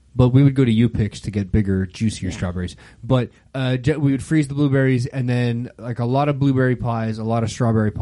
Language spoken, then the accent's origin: English; Canada; being French Canadian, along with that comes, it's, you know, 17 pies